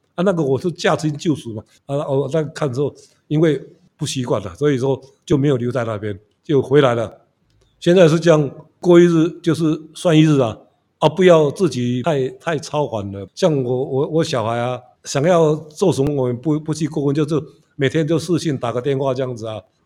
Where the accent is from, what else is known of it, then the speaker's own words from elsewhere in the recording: Hualien City, Hualien County, Taiwan; also born or lived in Taipei; 我是在花莲是土生土长的嘛， 然后学校就读民国国校